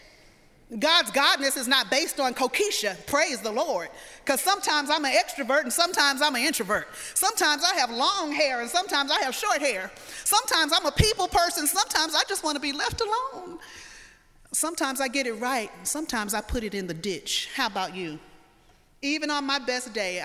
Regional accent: the South, United States; I'm from the South

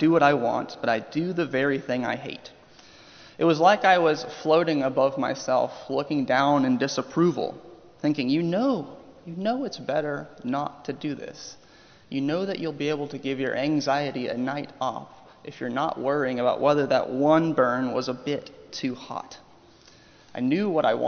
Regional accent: Oklahoma, United States; moved away; also born or lived in Ohio; I am from Oklahoma. I am a lifelong OU Sooners fan

